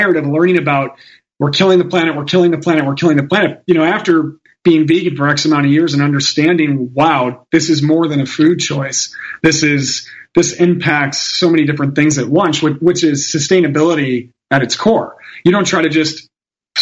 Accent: Chicago, Illinois, United States; I'm from Chicago. My family are all Italians

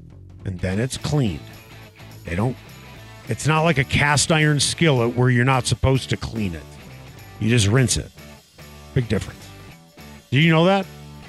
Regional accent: Northbrook, Illinois, United States; now in Denver, United States; my hometown this year because I'm from Northbrook, Illinois

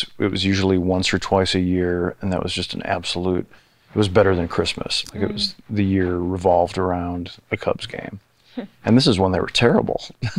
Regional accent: near Joliet, Illinois, United States; the nearest hospital is in Joliet, Illinois.

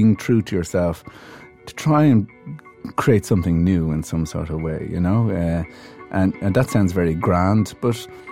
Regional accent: Ireland; I'm Irish, not English

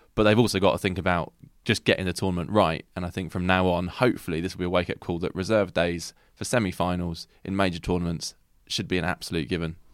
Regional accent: England, United Kingdom; we are English

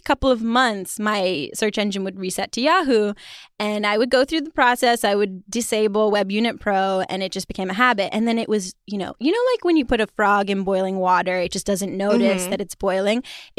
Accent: China; To give you some context, I grew up partially in China.

